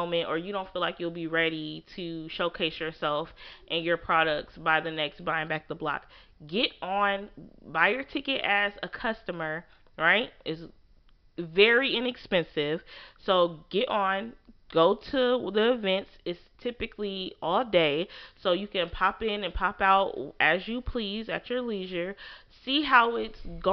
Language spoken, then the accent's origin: English; Peoria, Illinois, United States; also born or lived in Thomasville; where I grew up at is Peoria 309A